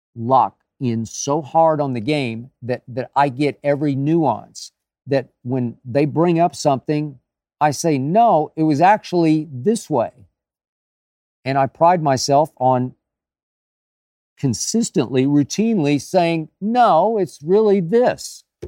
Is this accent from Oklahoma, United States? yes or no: yes; Oklahoma, United States; moved away; my home state of Oklahoma